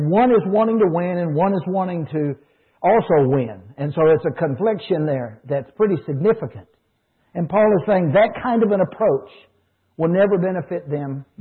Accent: United States; I as an American

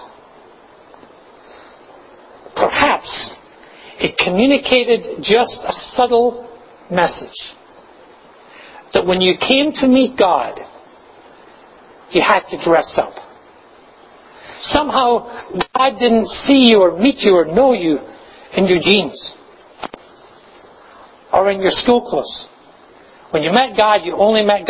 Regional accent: Glasgow, Scotland, United Kingdom; I grew up in Glasgow

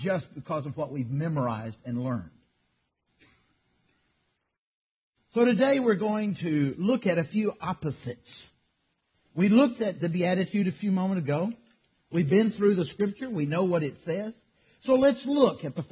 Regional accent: Texas, United States; I grew up in Texas

